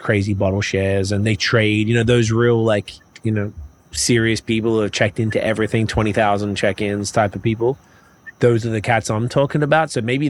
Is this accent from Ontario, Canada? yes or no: no; Montreal, Quebec, Canada; I find that maybe because I came from Montreal, and that's where the dudes there are just heavy into this stuff.